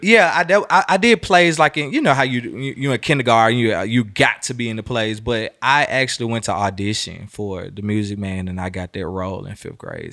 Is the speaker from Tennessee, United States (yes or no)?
yes; Memphis, Tennessee, United States; moved away as an adult; also born or lived in Miami; now in Atlanta, United States; I'm from Memphis, Tennessee, so my roots are always here.